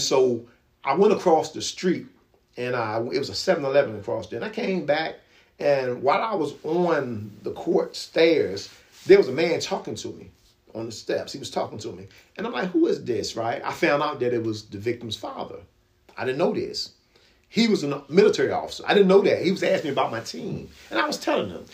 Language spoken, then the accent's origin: English; Virginia Beach, Virginia, United States; also born or lived in Norfolk, Virginia; he moved us to a good area in Kempsville